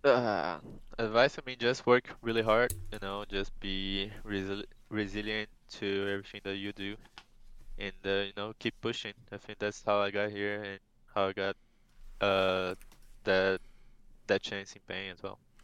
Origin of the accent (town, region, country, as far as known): Brazil